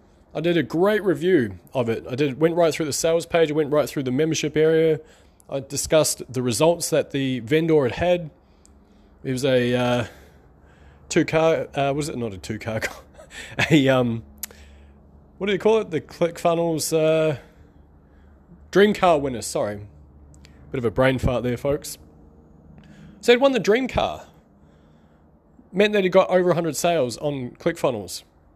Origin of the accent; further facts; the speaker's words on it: New Zealand; Or actually, I'm from New Zealand, so we have a black and white bird called a magpie.